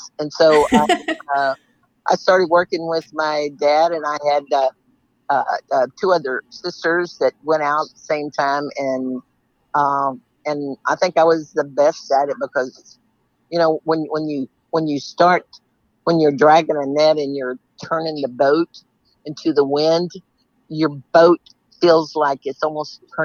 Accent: Seadrift, Texas, United States; I was born and raised in Sea Drift

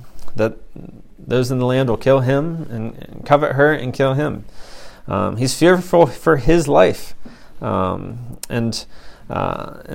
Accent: Ohio, United States; I'm from Ohio

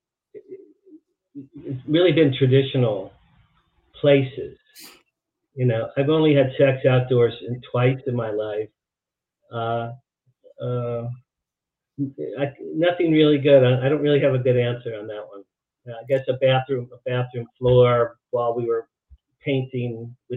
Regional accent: Jersey Shore, New Jersey, United States; moved away as an adult; also born or lived in Boston; I grew up in New Jersey, along the Jersey Shore

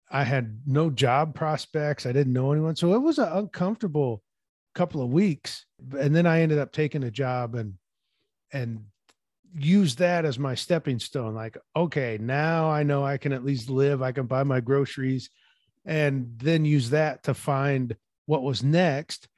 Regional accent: Peoria, Illinois, United States; moved away as an adult; now in Washington, United States; my hometown of Peoria

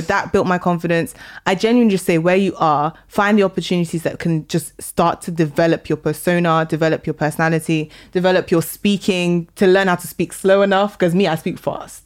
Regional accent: London, United Kingdom; also born or lived in Sheffield; I grew up in Northwest London.

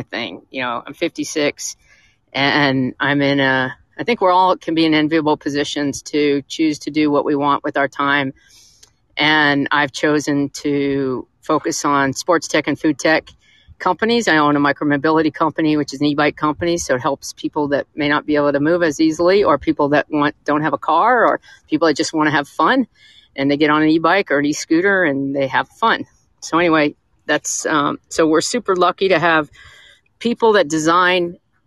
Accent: Atlanta, Georgia, United States; I'm from Atlanta. I was fifth generation Atlanta

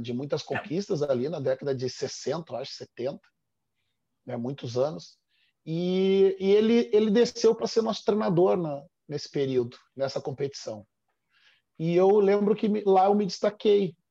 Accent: Porto Alegre, Rio Grande do Sul, Brazil; exatamente onde eu nasci

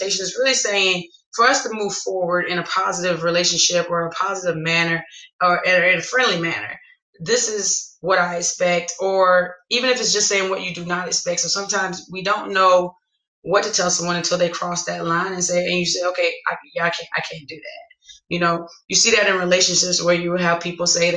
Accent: the South, United States; I'm from the South.

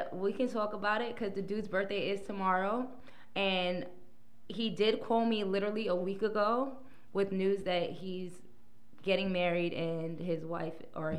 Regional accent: New York City, New York, United States; also born or lived in Texas; now in New York, United States; I was born in Brooklyn.

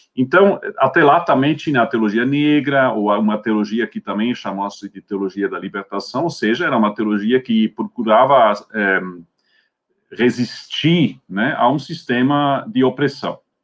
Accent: Switzerland; Portuguese is a second language; moved away as an adult; also born or lived in Scotland; now in Brazil; Eu é, sou suíço, então, de origem, né? Nasci lá em 1967, depois é, fiz os meus, meus estudos né, de teologia

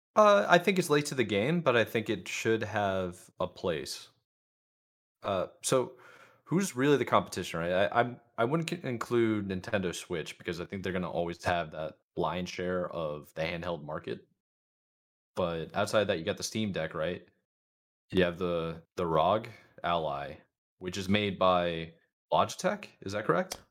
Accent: Charlotte, North Carolina, United States; Charlotte, and that's, like, that's in, that's my hometown

